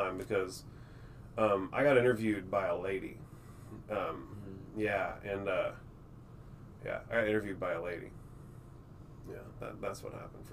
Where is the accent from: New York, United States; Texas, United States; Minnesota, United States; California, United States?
Texas, United States; Circleville; born or raised there; also born or lived in Austin, Texas / Temple, Texas / Granger, Texas